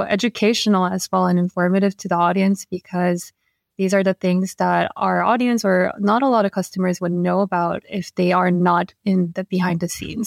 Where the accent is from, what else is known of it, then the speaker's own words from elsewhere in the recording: Seoul, South Korea; moved away as an adult; now in New York, United States; Yeah, so I was born and raised in Korea and, yeah, in Seoul. So I moved to New York only five years ago.